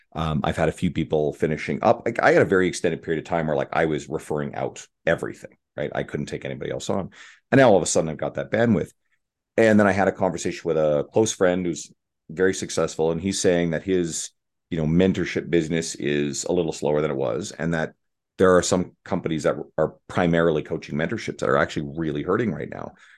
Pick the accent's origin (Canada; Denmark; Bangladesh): Canada; I'm a Canadian